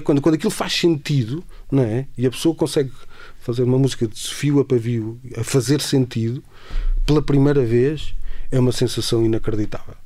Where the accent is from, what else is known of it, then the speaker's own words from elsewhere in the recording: Castelo Branco, Centro, Portugal; moved away as an adult; also born or lived in Lisbon; em Castelo Branco, de onde eu nasci e, e, e cresci até aos 18 anos, antes de vir para Lisboa